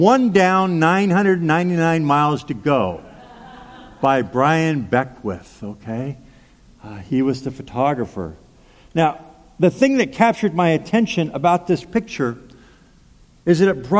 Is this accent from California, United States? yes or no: yes; Pasadena, California, United States; moved away as an adult; now in Anchorage, United States; I grew up in Southern California in the Pasadena area.